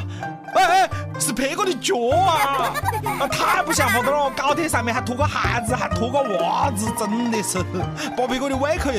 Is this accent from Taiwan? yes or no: no; Hunan, China; 符合我们湖南人的口味，太棒了！